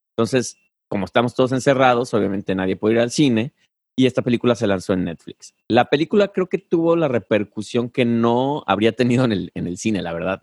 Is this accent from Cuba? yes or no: no; Mexico; moved away; como mexicano